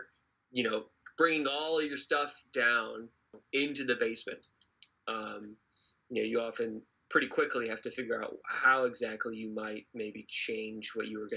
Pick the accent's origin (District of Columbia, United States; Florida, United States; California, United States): Florida, United States; now in Boston, United States; I'm from Florida originally